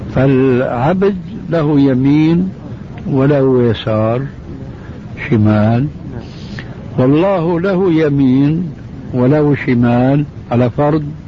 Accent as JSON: {"language": "Arabic", "country": "Syria", "said": "عندنا في سوريا"}